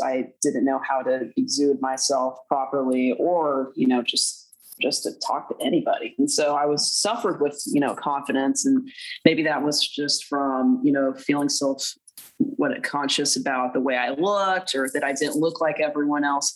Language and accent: English; Duncanville, Texas, United States; I was born in Duncanville, Texas